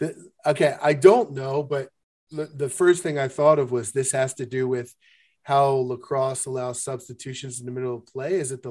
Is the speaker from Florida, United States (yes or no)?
no; Baltimore, Maryland, United States; I remember growing up in Baltimore